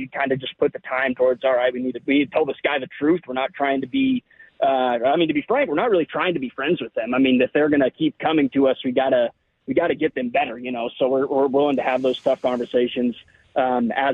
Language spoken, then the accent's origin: English; Nebraska, United States; I grew up in Nebraska